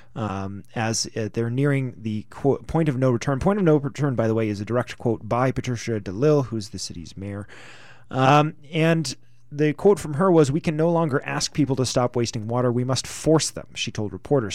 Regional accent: Canada; We're Canadians

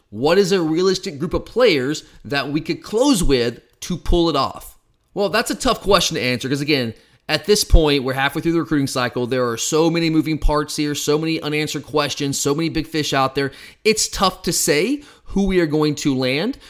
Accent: Gwinnett County, Georgia, United States; moved away as an adult; now in Athens, United States; I'm from Gwinnett County. I still have some people that I know around, around that area. In fact, Park View was my rival. I went to Brookwood High School.

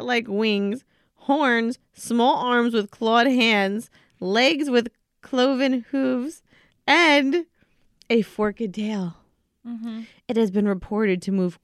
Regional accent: New Jersey, United States; part of the culture growing up in New Jersey

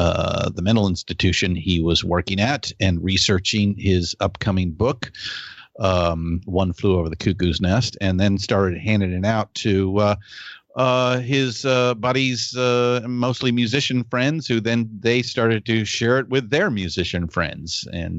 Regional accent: California, United States; both Shelly and I are born and raised in California.

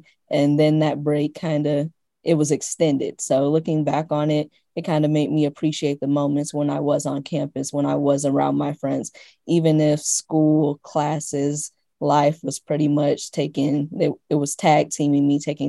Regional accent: Midwest, United States; growing up in the Midwest, I will say at least my upbringing, I wasn't too privy to HBCUs.

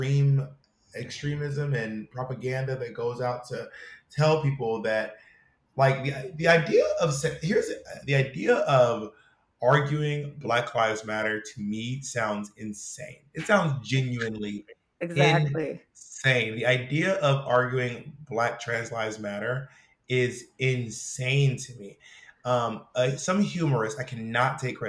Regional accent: Georgia, United States; I'm from the South. I'm from Georgia.

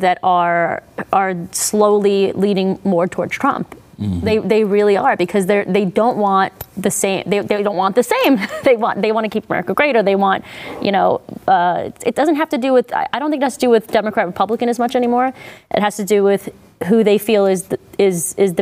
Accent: New York City, New York, United States; I'm a New Yorker

